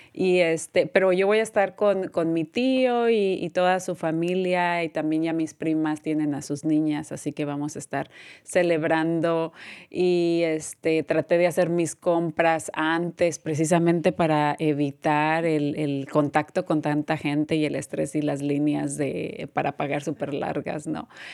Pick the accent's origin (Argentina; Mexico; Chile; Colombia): Mexico; moved away; yo también soy de México